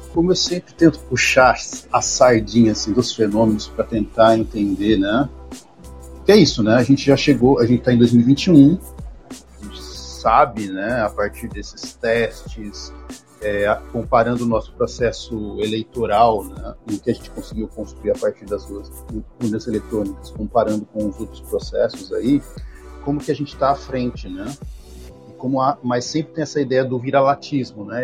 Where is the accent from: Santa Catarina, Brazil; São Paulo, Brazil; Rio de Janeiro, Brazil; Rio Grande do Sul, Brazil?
São Paulo, Brazil; Bauru; moved away as an adult; now in Maceió, Brazil; também sou do interior de São Paulo, sou de Bauru, mas já estou há 11 anos no estado de Alagoas, em Maceió